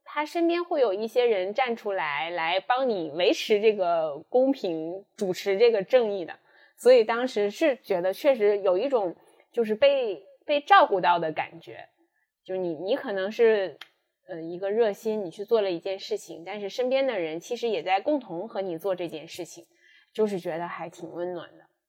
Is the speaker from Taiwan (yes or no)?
no; northern China, China; moved away as an adult; also born or lived in Shanghai; 因为我本身是北方人，来到上海读书，然后工作